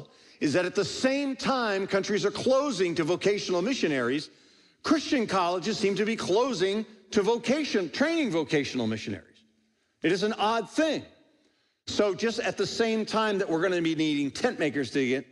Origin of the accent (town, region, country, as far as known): United States